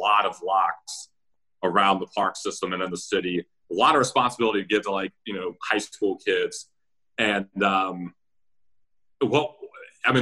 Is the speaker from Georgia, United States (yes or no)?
yes; Roswell, Georgia, United States; now in Richmond, United States; I grew up in Roswell, Georgia, suburb of Atlanta